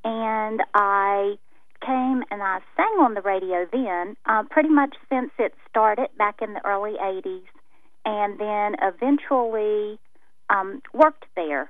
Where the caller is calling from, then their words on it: Arborvale, West Virginia, United States; I told him that I was listening then from Arborvale.